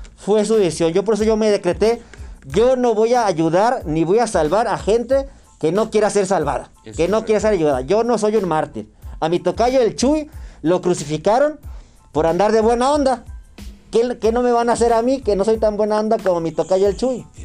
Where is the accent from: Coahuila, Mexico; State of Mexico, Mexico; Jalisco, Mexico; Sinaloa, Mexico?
Coahuila, Mexico; Torreón; yo soy de Torreón, Aguila